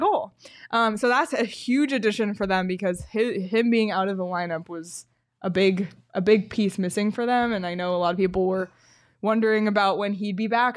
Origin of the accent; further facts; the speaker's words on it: Toronto, Ontario, Canada; I'm from Toronto.